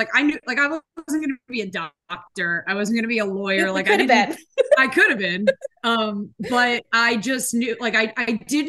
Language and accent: English; New Jersey, United States; I'm from South Jersey.